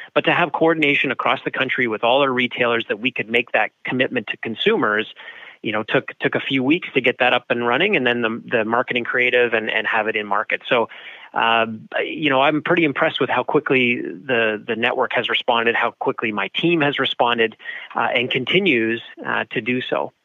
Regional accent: Canada; being Canadian

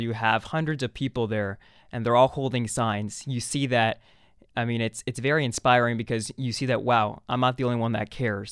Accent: Mexico City, Mexico; moved away; also born or lived in Arizona; I was born in Mexico City, a city that, you know, I just went back and visited this December.

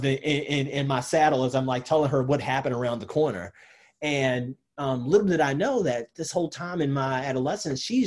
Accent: Baltimore, Maryland, United States; moved away as an adult; also born or lived in Birmingham, Alabama; now in Louisville, United States; this kid growing up in Baltimore

